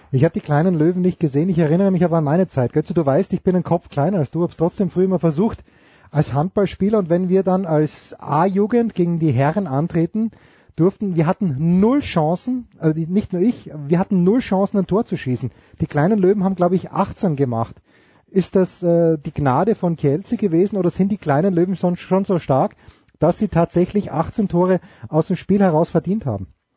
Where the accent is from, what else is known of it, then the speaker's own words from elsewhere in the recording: Austria; ich bin Österreicher